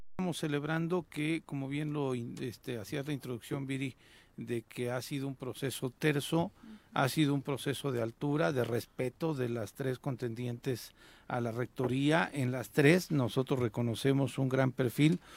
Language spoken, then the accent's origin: Spanish; Mexico; como mexicanos